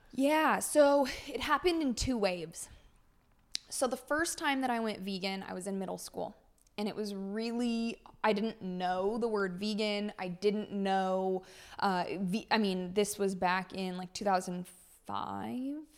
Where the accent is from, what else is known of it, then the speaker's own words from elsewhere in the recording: California, United States; moved away; born and raised in California